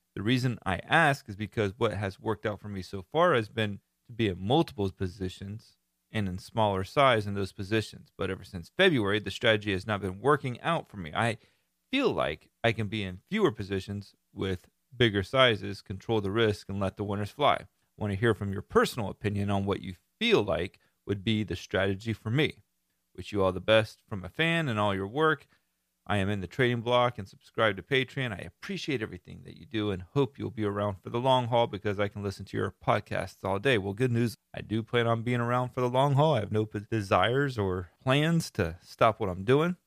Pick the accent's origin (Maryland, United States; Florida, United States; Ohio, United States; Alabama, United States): Florida, United States; I am from Florida and live in Florida.